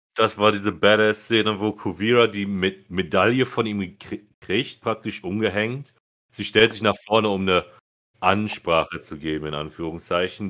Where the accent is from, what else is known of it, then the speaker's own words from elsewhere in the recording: Germany; Als Deutsche